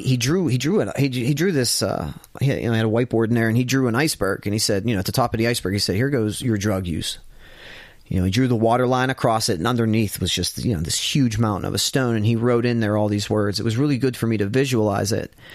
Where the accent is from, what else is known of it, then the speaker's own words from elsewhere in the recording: Ravine, Pennsylvania, United States; I was from Ravine